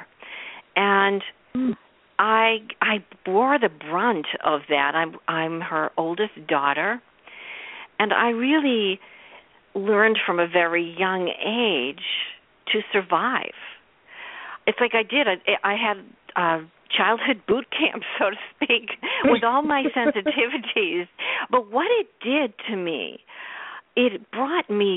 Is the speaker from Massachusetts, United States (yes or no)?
yes; Boston, Massachusetts, United States; I grew up in Boston.